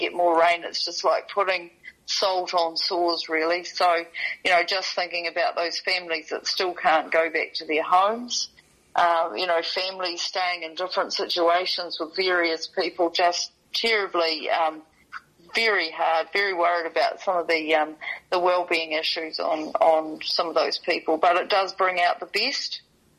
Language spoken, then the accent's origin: English; New Zealand; Okaneki, my hometown